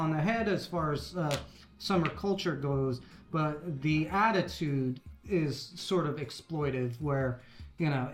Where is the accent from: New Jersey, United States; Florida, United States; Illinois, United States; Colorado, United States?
New Jersey, United States; now in Atlanta, United States; where I grew up in New Jersey